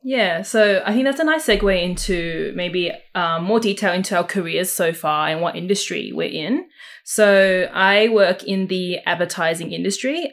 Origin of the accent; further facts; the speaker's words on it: Sydney, New South Wales, Australia; I also was born in the Fairfield, Canterville, Camerata area and have been living here all my